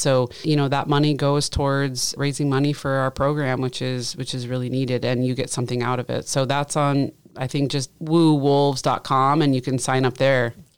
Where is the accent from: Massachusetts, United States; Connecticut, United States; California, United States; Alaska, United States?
Alaska, United States; Southeast; moved away as an adult; also born or lived in Colorado / Michigan / Ohio / Washington; now in Monmouth, United States; I grew up in Southeast Alaska